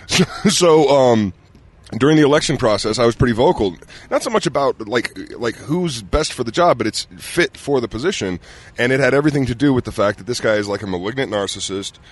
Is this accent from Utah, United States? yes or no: yes; Ogden, Utah, United States; I grew up in Ogden.